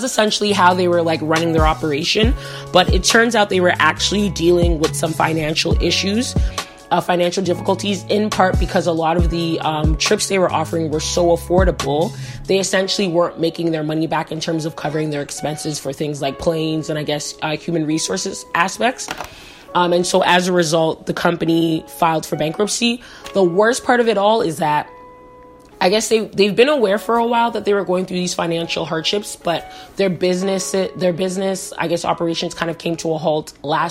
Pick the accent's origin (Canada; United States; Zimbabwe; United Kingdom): Canada; I'm Canadian